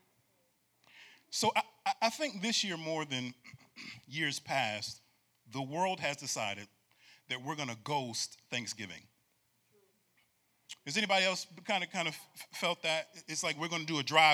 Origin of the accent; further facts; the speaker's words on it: Syracuse, New York, United States; I'm from Syracuse, New York